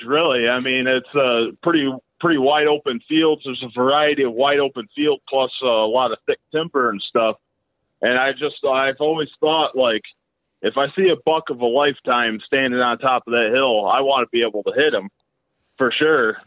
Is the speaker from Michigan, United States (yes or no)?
no; a rural town near Elmira, New York, United States; now in Elmira, United States; I'm not from Elmira, that's just where I live right now. So, but yeah, I, I'm from a rural town out this way